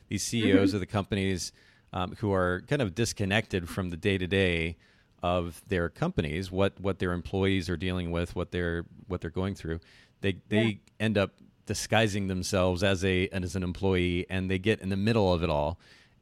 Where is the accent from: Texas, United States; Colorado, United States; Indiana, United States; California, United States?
Indiana, United States; Kokomo; moved away; I'm actually originally from Kokomo, Indiana, a couple hours from you guys there